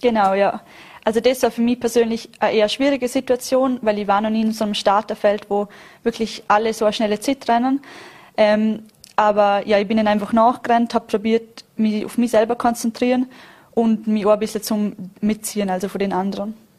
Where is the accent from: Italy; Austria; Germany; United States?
Austria; Vorarlberg; als Vorarlbergerin